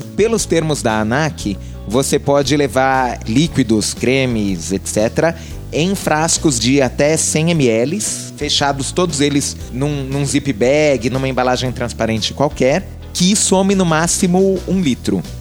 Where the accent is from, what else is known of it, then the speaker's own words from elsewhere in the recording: São Bernardo do Campo, São Paulo, Brazil; Eu, eu cresci em São Bernardo